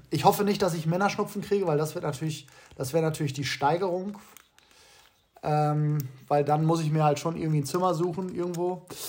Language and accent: German; Rhineland, Germany; als Rheinländer